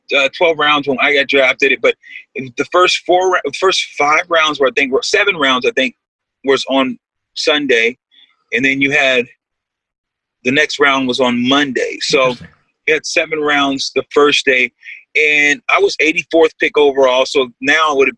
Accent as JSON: {"language": "English", "town": "Lemoore", "region": "California", "country": "United States", "said": "I'm from the Central Valley, Lemoore, California, which is 30 miles south of Fresno"}